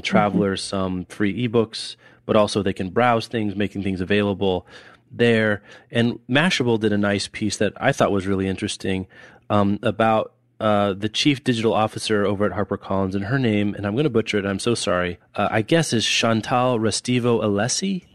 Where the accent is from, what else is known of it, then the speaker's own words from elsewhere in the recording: Lawrence, Kansas, United States; when I was growing up in Lawrence